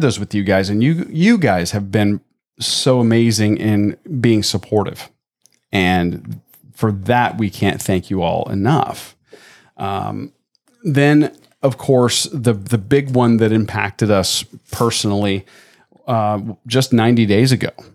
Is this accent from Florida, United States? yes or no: yes; Tampa, Florida, United States; growing up in Tampa